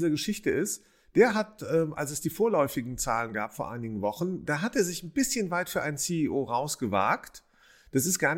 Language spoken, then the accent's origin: German; Rhineland, Germany; also jemand aus dem Rheinland, aus meiner Heimat